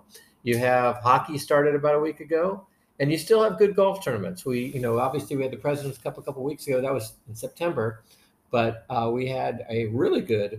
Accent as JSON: {"language": "English", "town": "Washington", "region": "District of Columbia", "country": "United States", "said": "I'm from Washington, D.C., but I grew up as a Phillies and Orioles fan primarily because, those are the teams close to me."}